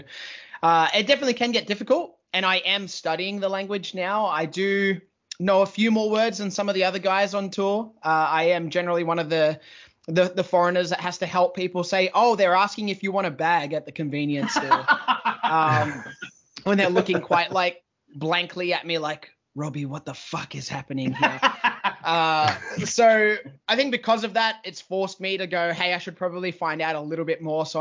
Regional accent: Australia; being an Australian wrestler

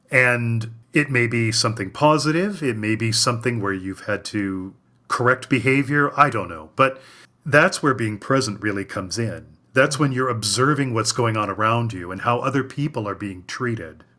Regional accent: Cleveland, Ohio, United States; Cleveland, Ohio, which is my hometown

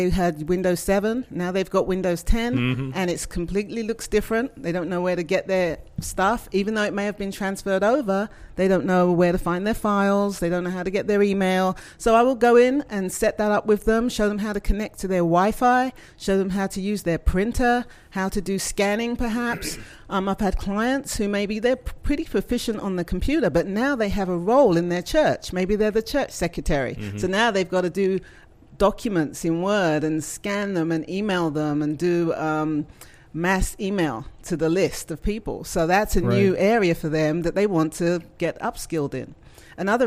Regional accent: England, United Kingdom; moved away as an adult; also born or lived in Scotland / New York, United States; now in Southern United States; But I'm from England, and I've been in the technology area for about 30 years

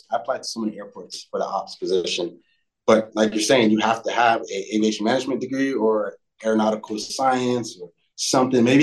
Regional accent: Fort Lauderdale, Florida, United States; I, I grew up in Fort Lauderdale. I went to a school and like

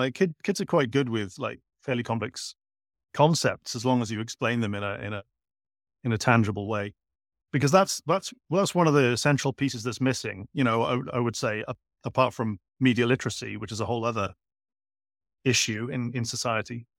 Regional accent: Cardiff, Wales, United Kingdom; moved away as an adult; also born or lived in Edinburgh / Asia; I was born in Edinburgh, grew up in Cardiff. I spent most of my adult life overseas.

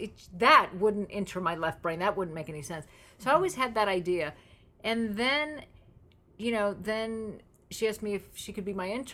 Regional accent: Los Angeles, California, United States; I'm from LA.

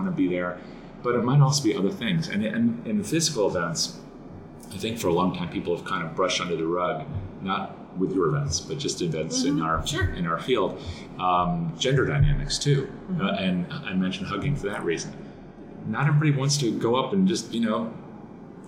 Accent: Connecticut, United States; I grew up in Connecticut, so I'm, you know, on the more reserved side

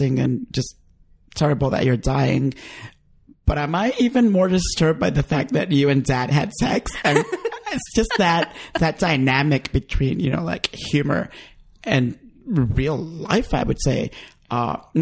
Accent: Honduras; moved away; when I visited my home country and I went to Honduras

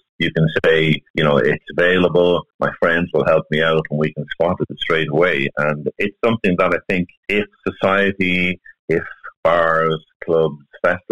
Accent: Ireland; as Irish people, we're very social.

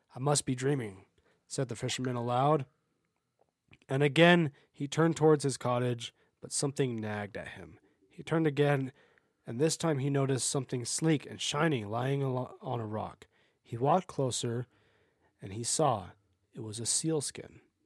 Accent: United States; my family is more Scottish than we are Irish, even though we are American and not truly either

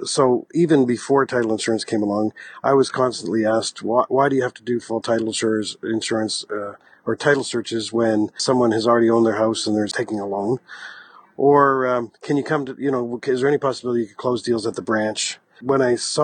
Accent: Halifax, Nova Scotia, Canada; I'm a Maritimer. I grew up in Atlanta, Canada, and actually in the Halifax-Dartmouth area

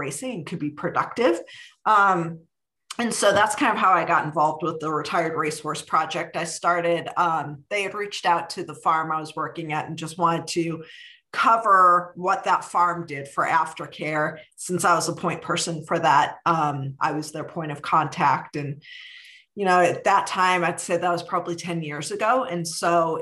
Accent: Cleveland, Ohio, United States; now in Kentucky, United States; I grew up in Cleveland, Ohio, and was a horse crazy kid

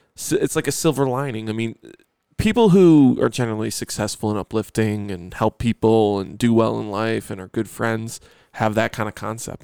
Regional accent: Buffalo, New York, United States; growing up in Buffalo

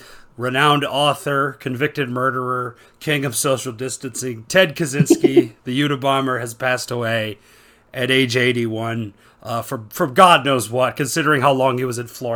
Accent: Canada; I'm currently recording this in my home country of Canada

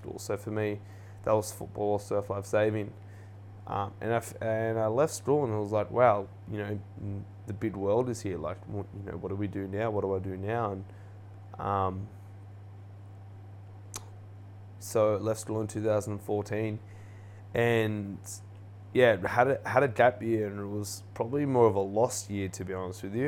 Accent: Erina, New South Wales, Australia; I grew up on the Central Coast playing, you know, sport, went to a school called Central Coast Adventist School in the Erina there

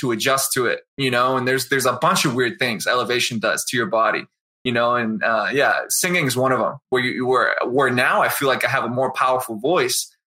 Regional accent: Easton, Massachusetts, United States; now in Denver, United States; My parents, so we grew up outside of Boston in this town called Easton, Massachusetts.

